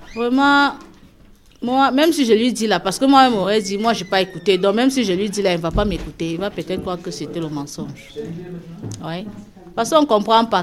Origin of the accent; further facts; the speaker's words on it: Cameroon; moved away as an adult; now in France; Je viens du Cameroun